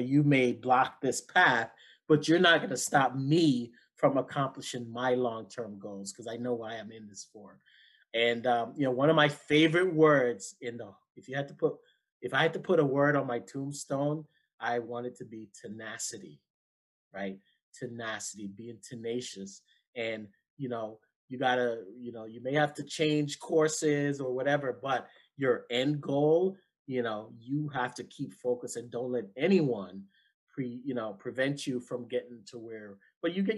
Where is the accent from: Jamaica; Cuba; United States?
Jamaica; being Jamaican